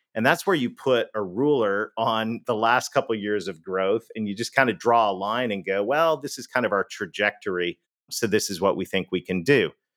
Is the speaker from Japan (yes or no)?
no; Canada; accent: Canadian; moved away; I'm Canadian. You may have heard that in the accent